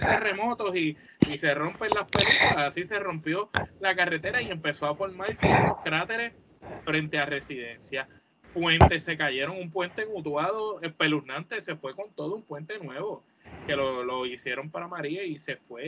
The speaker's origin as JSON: {"language": "Spanish", "country": "Puerto Rico"}